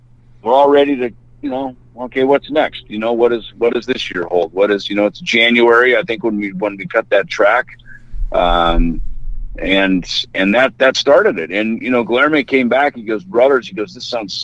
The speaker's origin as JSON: {"language": "English", "region": "Midwest", "country": "United States", "tie": "born or raised there", "also_born_or_lived": "California", "moved": "as an adult", "lives_now": "Arizona, United States", "said": "I grew up in the Midwest"}